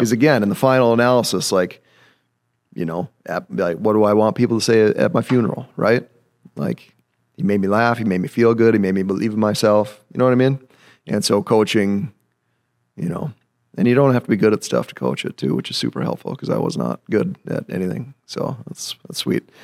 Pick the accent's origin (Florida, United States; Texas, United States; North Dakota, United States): North Dakota, United States; Grafton; So I'm from Grafton, North Dakota. Very, very proud to be from Grafton, North Dakota.